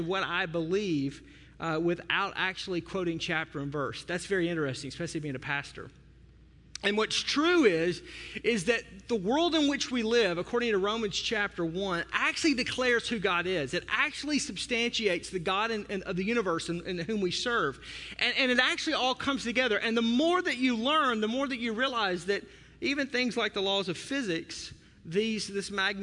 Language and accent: English; the South, United States; I'm from the South